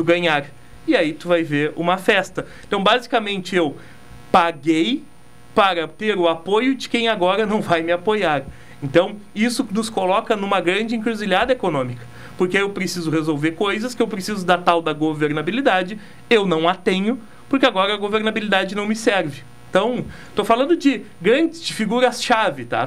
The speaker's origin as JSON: {"language": "Portuguese", "area": "Simões Lopes", "region": "Rio Grande do Sul", "country": "Brazil", "said": "eu venho do Simões Lopes."}